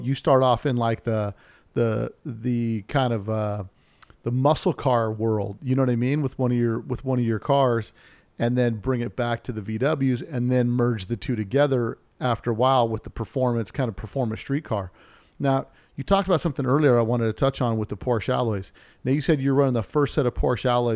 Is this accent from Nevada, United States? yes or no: yes; Las Vegas, Nevada, United States; I grew up in Vegas